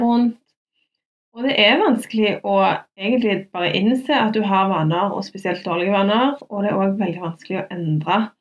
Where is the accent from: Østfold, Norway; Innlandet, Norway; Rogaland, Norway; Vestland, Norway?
Rogaland, Norway; Stavanger; Jeg er fra Madla